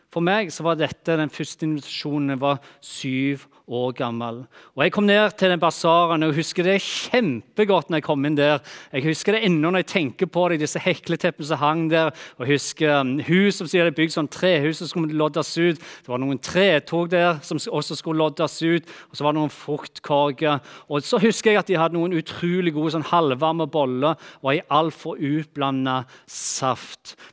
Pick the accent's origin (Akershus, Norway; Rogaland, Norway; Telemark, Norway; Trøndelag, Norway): Rogaland, Norway; Bryne; Tingen er den at eh, når jeg vokste opp på Bryne, der som jeg kommer fra, så har ikke jeg vokst opp i det som jeg kaller for en typisk kristen familie.